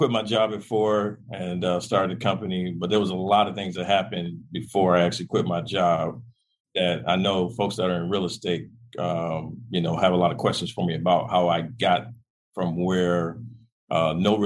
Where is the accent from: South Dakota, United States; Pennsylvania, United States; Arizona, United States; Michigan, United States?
Michigan, United States; Detroit; I grew up in Detroit